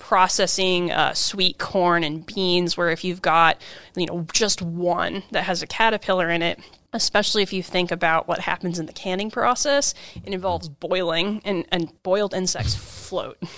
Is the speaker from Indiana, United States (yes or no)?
no; Kansas, United States; now in Washington, United States; I'm from Kansas the Midwest.